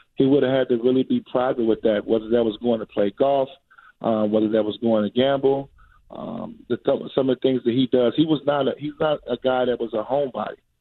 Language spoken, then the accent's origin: English; Chicago, Illinois, United States; I'm a kid from Chicago